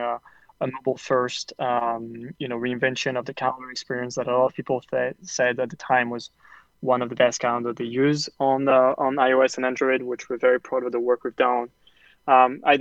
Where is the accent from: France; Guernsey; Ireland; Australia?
France; moved away as an adult; now in New York, United States; I grew up in France and I moved to the US